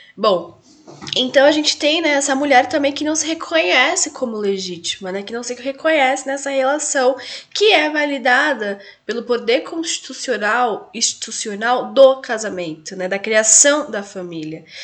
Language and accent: Portuguese; Brazil; enquanto brasileira, enquanto mulher latino-americana